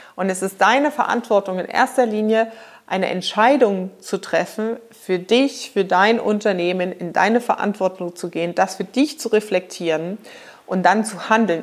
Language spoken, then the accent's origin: German; Germany; als Unternehmer für die nächsten Jahre bei uns in Deutschland